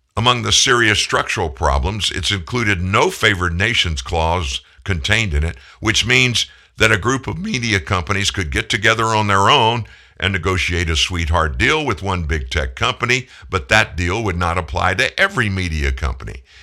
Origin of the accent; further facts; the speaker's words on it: South Louisiana, United States; also born or lived in Houston, Texas / Shreveport, Louisiana / Indianapolis, Indiana; I'm a lifer in Louisiana. I was born in Houston, but at four, my family moved to South Louisiana, been in Louisiana ever since